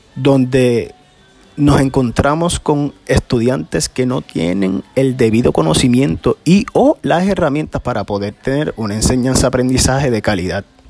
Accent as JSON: {"language": "Spanish", "town": "Peñuelas", "country": "Puerto Rico", "said": "soy del pueblo de Peñuelas"}